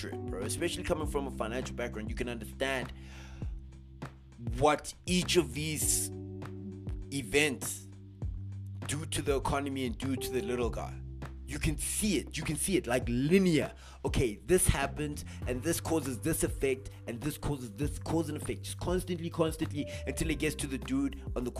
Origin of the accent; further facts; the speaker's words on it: South Africa; our South African brothers and sisters